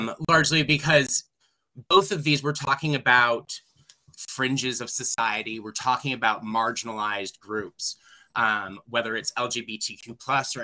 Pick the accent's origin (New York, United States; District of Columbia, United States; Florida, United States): New York, United States; moved away as an adult; also born or lived in Colorado; here in my home state